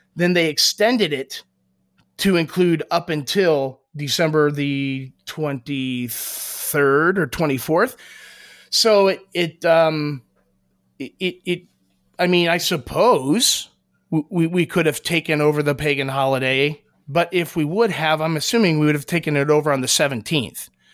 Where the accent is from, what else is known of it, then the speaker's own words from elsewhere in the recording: Columbus, Ohio, United States; I'm from Columbus, Ohio